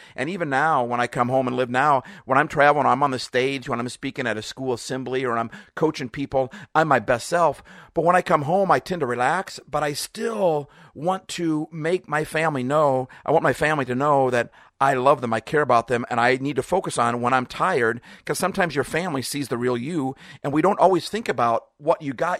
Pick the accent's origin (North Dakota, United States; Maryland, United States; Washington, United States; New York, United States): Washington, United States; Seattle; I'm from Seattle